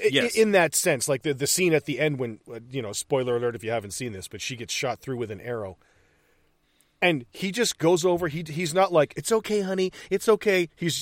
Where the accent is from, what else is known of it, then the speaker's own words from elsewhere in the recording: Utica, New York, United States; I'm from upstate New York. I'm from Utica.